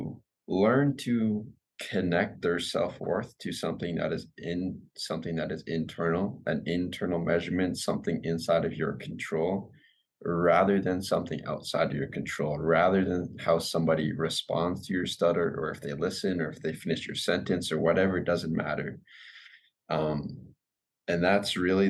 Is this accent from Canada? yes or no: yes; Vancouver, British Columbia, Canada; I'm originally from Vancouver, British Columbia, Canada